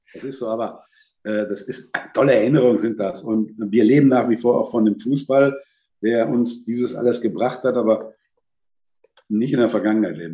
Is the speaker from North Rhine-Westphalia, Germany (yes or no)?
yes; Lippstadt, North Rhine-Westphalia, Germany; moved away as an adult; now in Dortmund, Germany; Ich bin auf der Straße groß geworden, da war eine englische Kaserne mit Schotten, da waren Italiener als erste Gastarbeiter